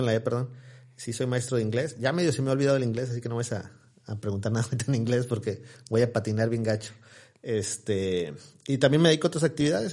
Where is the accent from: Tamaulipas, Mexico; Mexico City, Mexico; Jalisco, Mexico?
Tamaulipas, Mexico; Ciudad Victoria; soy de soy de aquí de Ciudad Victoria, orgullosamente. Mis raíces son de Ocampo, Tamaulipas, mi familia es de allá. Yo, nací aquí en, Ciudad Victoria hace 40 años ya.